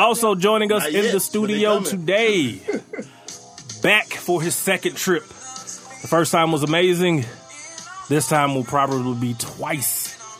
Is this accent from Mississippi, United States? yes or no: yes; Lexington, Mississippi, United States; born or raised there